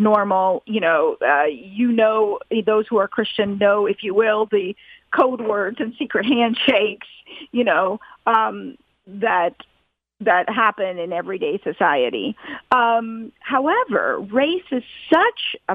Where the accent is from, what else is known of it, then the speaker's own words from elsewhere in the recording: Atlanta, Georgia, United States; an Indian American Hindu growing up in Atlanta, Georgia